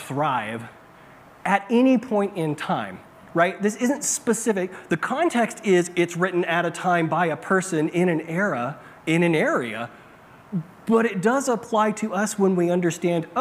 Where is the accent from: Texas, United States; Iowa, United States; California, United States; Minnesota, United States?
California, United States; Bakersfield; I grew up in California, in Bakersfield, in a desert.